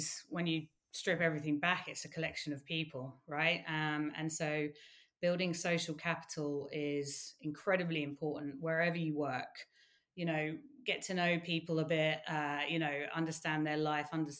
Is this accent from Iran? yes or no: no; United Kingdom; as a Brit